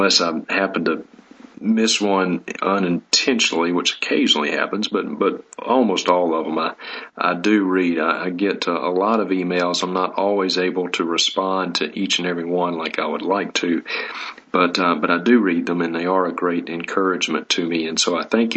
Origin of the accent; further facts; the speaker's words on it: Vicksburg, Mississippi, United States; now in Sandpoint, Idaho, United States; my hometown of Vicksburg, Mississippi